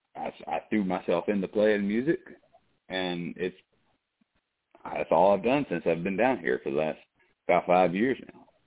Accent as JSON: {"language": "English", "town": "Savannah", "region": "Georgia", "country": "United States", "tie": "born or raised there", "moved": "yes", "said": "I was born in Savannah"}